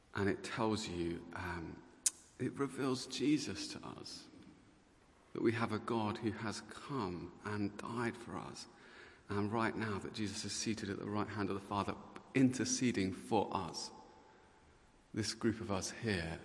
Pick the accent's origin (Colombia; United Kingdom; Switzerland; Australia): United Kingdom; Luton, East of England; I was uh, born and bred in Luton